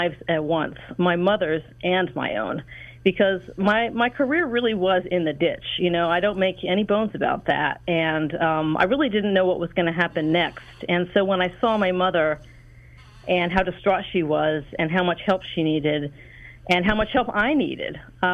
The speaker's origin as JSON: {"language": "English", "area": "outskirts of Washington, D.C.", "region": "suburbs of Maryland", "country": "United States", "tie": "born or raised there", "also_born_or_lived": "Los Angeles, California", "moved": "as an adult", "said": "I grew up in Washington, in the outskirts of Washington, D.C. I was raised in the suburbs of Maryland"}